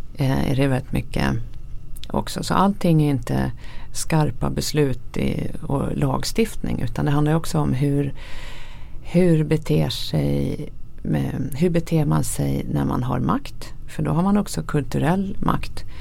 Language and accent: Swedish; Sweden; som svensk